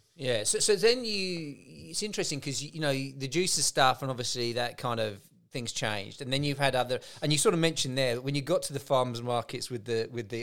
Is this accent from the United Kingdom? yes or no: yes; England, United Kingdom; moved away as an adult; also born or lived in Dublin; being an Englishman in Ireland at the time